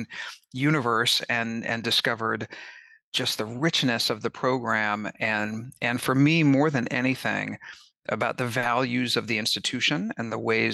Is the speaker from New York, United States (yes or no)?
no; Kansas City, Missouri, United States; also born or lived in Independence, Missouri; I grew up in Kansas City and Independence, Missouri